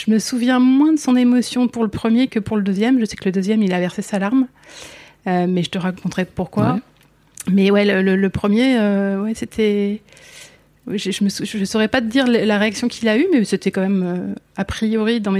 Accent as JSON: {"language": "French", "area": "northern Essonne, near Orly", "region": "Île-de-France", "country": "France", "tie": "born or raised there", "said": "Moi je viens de l'Essonne. Ok. Donc j'ai grandi euh, j'ai grandi tout près, ouais, tout près d'Orly, euh, toute cette zone nord essonne."}